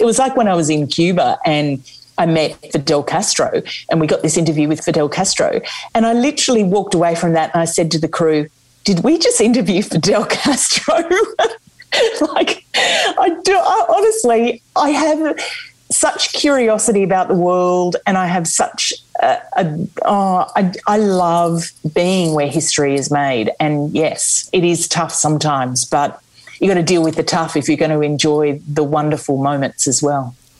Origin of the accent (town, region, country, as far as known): Australia; now in United Kingdom